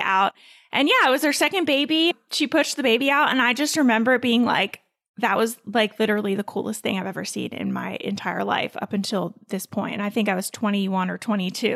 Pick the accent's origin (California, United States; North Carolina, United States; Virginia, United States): North Carolina, United States; also born or lived in Mount Holly, New Jersey; I moved down to North Carolina when I was like 3 or 4, I think. So I pretty much say I'm from North Carolina because I went to kindergarten here.